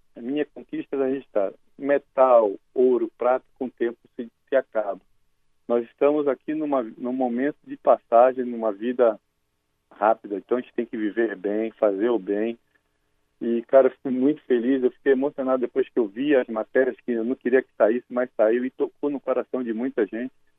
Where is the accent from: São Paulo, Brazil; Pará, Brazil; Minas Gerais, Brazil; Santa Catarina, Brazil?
Pará, Brazil; moved away as an adult; also born or lived in Rio Grande do Sul; sou paraense de natureza e gaúcho por adoção